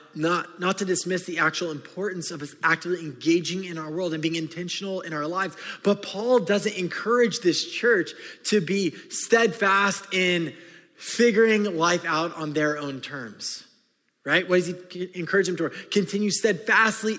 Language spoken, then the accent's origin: English; California, United States; I grew up in California